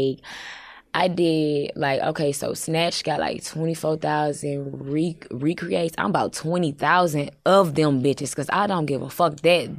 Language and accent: English; St. Louis, Missouri, United States; I'm from the Lou.